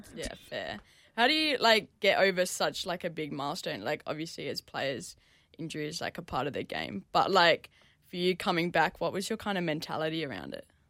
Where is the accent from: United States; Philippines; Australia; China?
Australia; Perth, Western Australia; now in Melbourne, Australia; I grew up in Perth